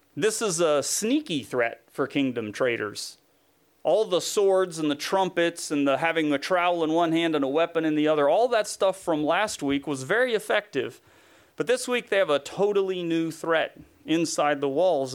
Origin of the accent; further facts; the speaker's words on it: Tennessee, United States; where I grew up in Tennessee